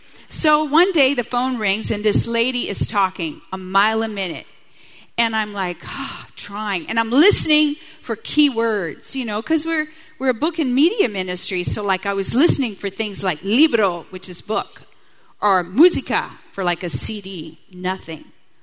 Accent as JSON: {"language": "English", "region": "South Louisiana", "country": "United States", "tie": "born or raised there", "moved": "yes", "said": "because I was raised Catholic in South Louisiana, I'm 100% Cajun, whoop whoop."}